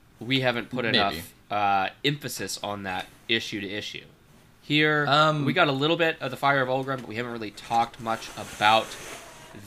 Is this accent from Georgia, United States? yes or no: no; Nebraska, United States; I was born in Nebraska. I'm a corn husker.